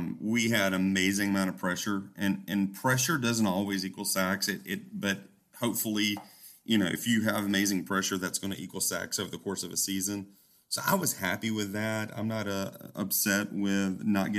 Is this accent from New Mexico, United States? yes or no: no; Georgia, United States; I spending a lot of time growing up in Georgia, spending a lot of time in the Atlanta area over the last 25 years